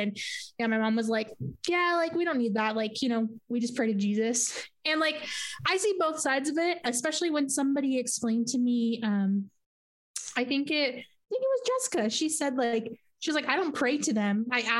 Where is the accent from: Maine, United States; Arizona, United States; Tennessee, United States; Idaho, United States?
Arizona, United States; Yuma; I growing up in Yuma, there's lots of Catholics because just like Italians being, Hispanic and Catholic is a cultural as much as it is religious.